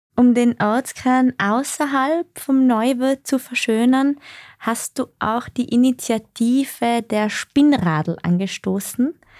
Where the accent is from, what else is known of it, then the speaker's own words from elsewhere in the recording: Tyrol, Austria; Wir stammen ja beide aus Tirol